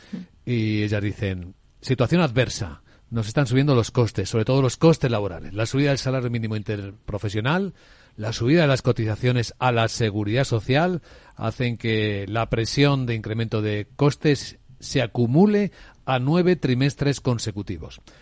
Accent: Ávila, Castile and León, Spain; en mi tierra en Ávila

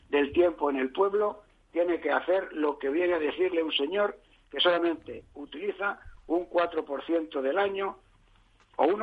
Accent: Madrid, Community of Madrid, Spain; also born or lived in Toledo; Yo soy de Toledo y soy de Madrid. Yo nací en Madrid, pero vivo en Toledo, mi pueblo, muchas veces.

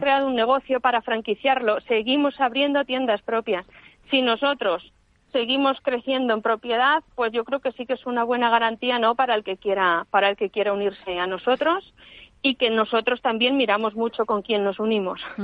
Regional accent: Toledo, Castilla-La Mancha, Spain; moved away; decidí volver a Toledo, de donde soy, y empezar allí de cero

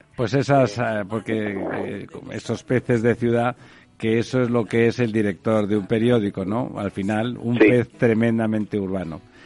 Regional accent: Catalonia, Spain; como catalán

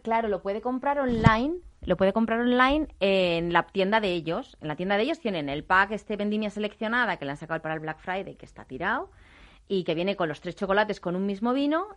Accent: Ribera del Duero, Castile and León, Spain; yo que me crié en Ribera del Duero

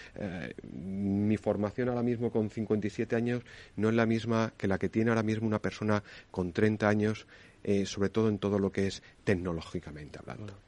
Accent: Extremadura, Spain; Extremadura, de mi tierra

